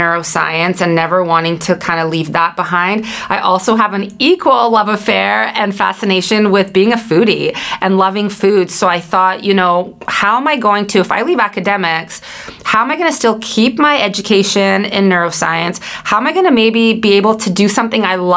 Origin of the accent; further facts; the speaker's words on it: Vancouver, British Columbia, Canada; I hail from Vancouver, British Columbia, Canada